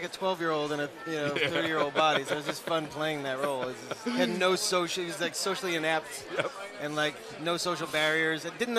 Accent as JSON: {"language": "English", "town": "New York City", "region": "New York", "country": "United States", "tie": "born or raised there", "moved": "yes", "lives_now": "Los Angeles, United States", "said": "I grew up in Queens"}